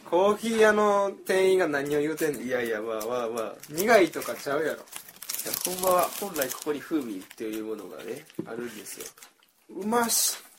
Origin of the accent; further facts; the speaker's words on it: Kyoto, Japan; accent: Kansai dialect; 僕もね、京都出身なんで